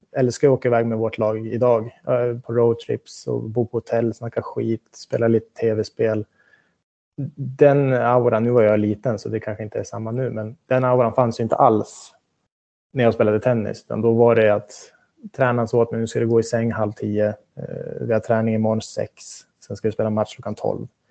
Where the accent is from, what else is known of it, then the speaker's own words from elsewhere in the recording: Västerås, Västmanland, Sweden; moved away; Jag slet på med mina träningar hemma i Västerås